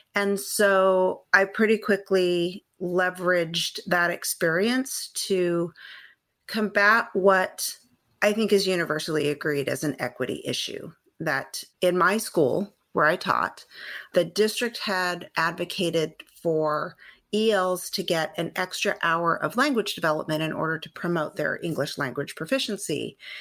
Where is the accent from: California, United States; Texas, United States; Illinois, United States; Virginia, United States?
California, United States; San Gabriel Valley; So I am a California native. I grew up in the San Gabriel Valley